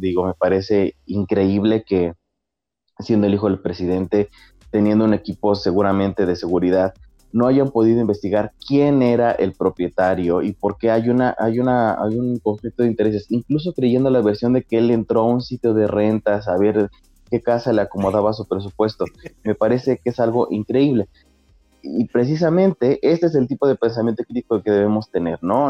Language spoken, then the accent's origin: Spanish; Mexico; como público mexicano